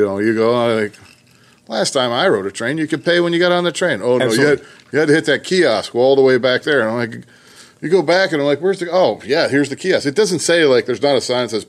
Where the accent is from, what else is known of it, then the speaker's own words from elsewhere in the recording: Scotland, United Kingdom; I'm Scottish.